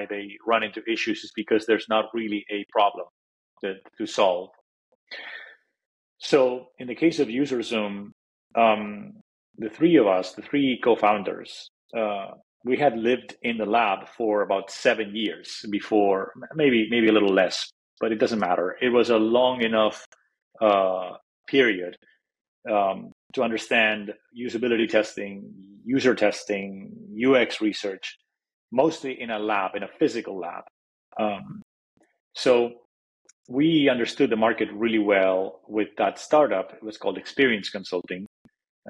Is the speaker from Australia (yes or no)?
no; Madrid, Community of Madrid, Spain; now in Silicon Valley, United States; I'm originally from Madrid, Spain, and I grew up over there